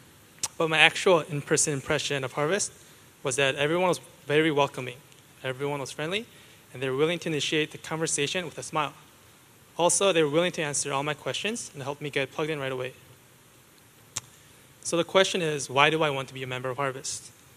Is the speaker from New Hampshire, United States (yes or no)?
no; Wisconsin, United States; I am from Wisconsin, not Wisconsin. I do love cheese, but not because I'm a cheesehead